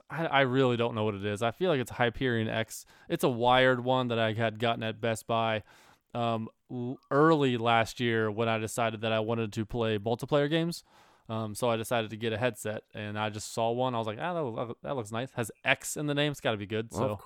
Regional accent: Cincinnati, Ohio, United States; because of I'm from Cincinnati and that's the Bengals.

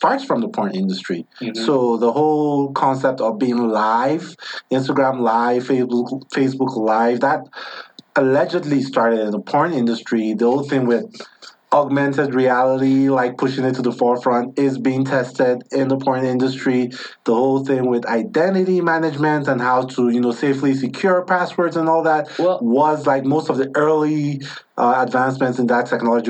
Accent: Nigeria; moved away as an adult; now in United States; where I grew up back home in Nigeria

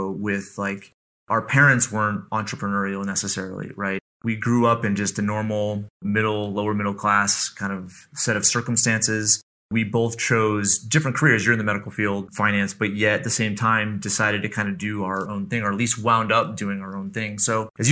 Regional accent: Central Connecticut, United States; Brandon and I grew up together in Central Connecticut

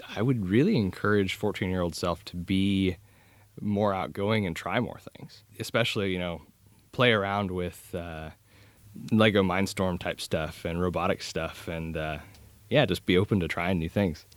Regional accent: Kansas, United States; I'm originally from Kansas.

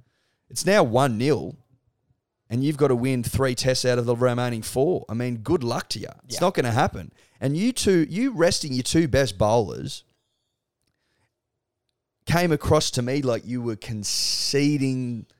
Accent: Australia; I'm Australian.

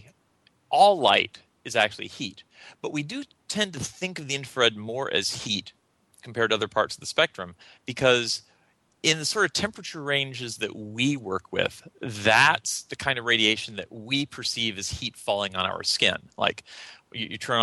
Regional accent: North Carolina, United States; I was born and raised in North Carolina

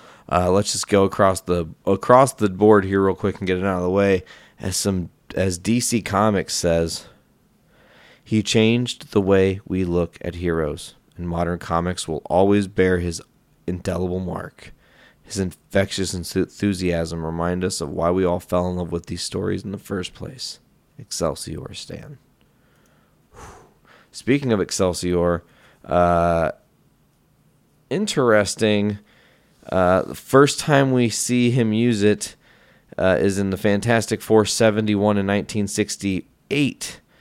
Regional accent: England, United Kingdom; Maybe because I'm English, but seeing some stuff online

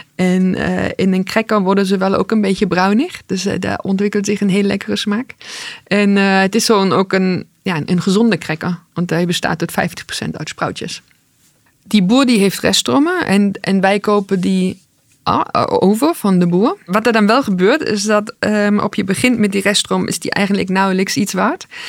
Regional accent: East Germany, Germany; now in Netherlands; Ik ben opgegroeid in Oost-Duitsland

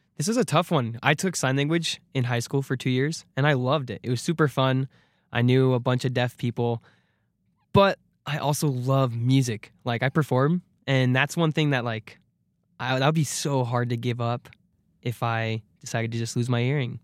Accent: Arizona, United States; I'm from Arizona

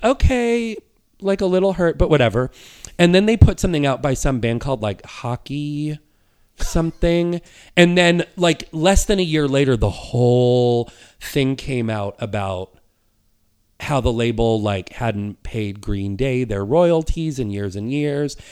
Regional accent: New Hampshire, United States; when I was a, a kid and a teenager growing up in New Hampshire

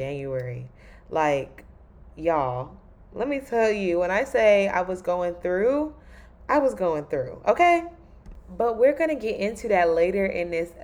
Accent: Raleigh, North Carolina, United States; moved away; Raleigh is my hometown.

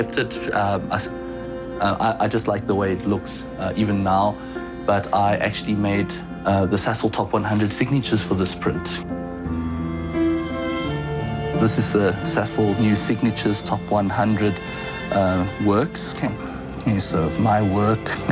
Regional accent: South Africa; I'm South African, but I'm a Chinese person in South Africa

